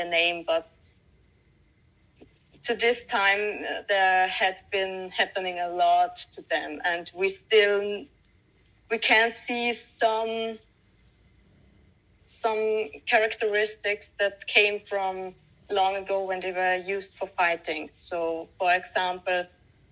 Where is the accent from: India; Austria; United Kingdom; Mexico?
Austria; Austria, where I live